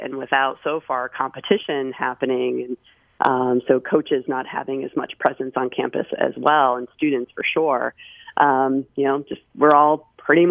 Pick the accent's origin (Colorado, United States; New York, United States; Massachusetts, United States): Massachusetts, United States; I'm from Massachusetts